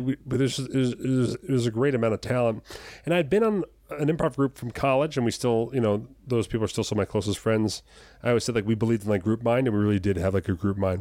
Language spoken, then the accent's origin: English; Jersey Shore, New Jersey, United States; moved away as an adult; also born or lived in US Virgin Islands; I'm from the Jersey Shore, New Jersey